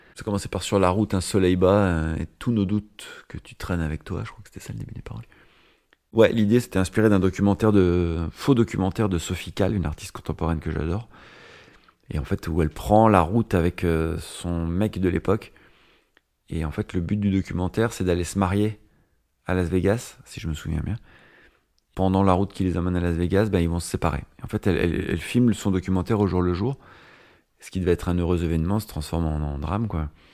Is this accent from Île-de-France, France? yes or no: no; Nevers, Bourgogne-Franche-Comté, France; now in Paris, France; je viens de la campagne, de la Nièvre